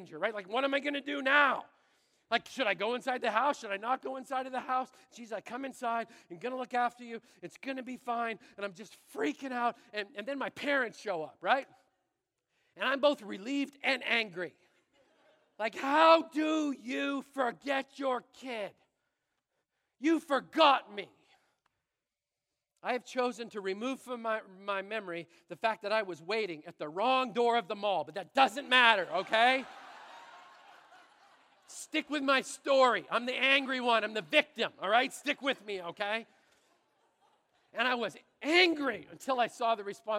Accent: Brandon, Manitoba, Canada; I'm a little kid growing up in Brandon, Manitoba

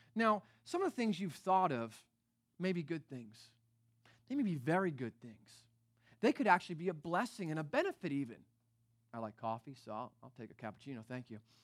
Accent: East Coast, United States; now in Northern California, United States; I'm from the East Coast

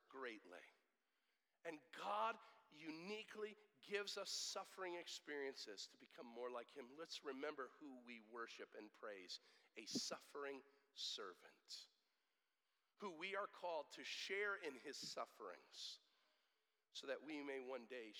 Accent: United States; we hate suffering as American Christians

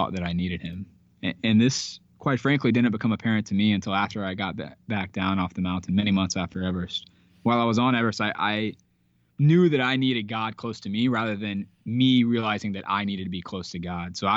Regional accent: Georgia, United States; I'm from Georgia. I'm a Georgia boy

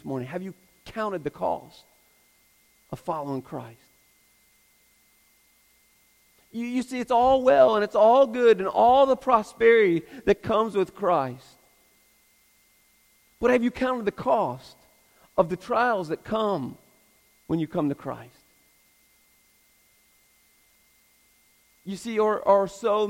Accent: United States; I'm American

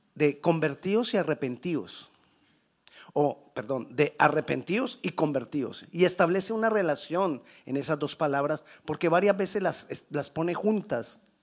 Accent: Colombia; moved away; decimos en Colombia

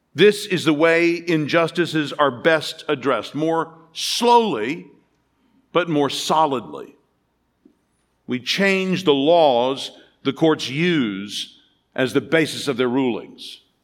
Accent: United States; As an American

